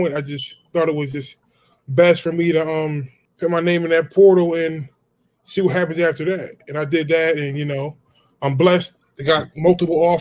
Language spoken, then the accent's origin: English; Philadelphia, Pennsylvania, United States; moved away; also born or lived in Gilbert, Arizona; I was born and raised in Philadelphia.